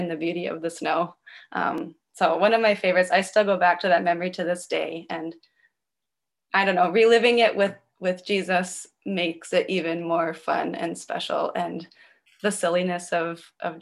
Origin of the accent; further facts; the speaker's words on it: Minnesota, United States; now in Chicago, United States; I'm originally from Minnesota